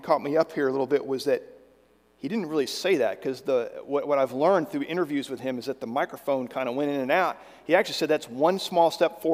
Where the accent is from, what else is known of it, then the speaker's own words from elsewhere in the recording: Virginia, United States; When I was growing up in Virginia, I did a lot of hiking along the Appalachian Trail as a Boy Scout